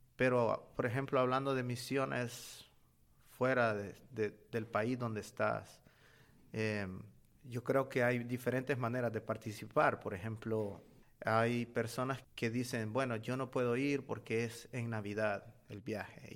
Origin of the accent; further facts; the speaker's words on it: Honduras; moved away as an adult; now in Birmingham, United States; yo vengo de Honduras y actualmente estoy sirviendo en Birmingham, Alabama, en Estados Unidos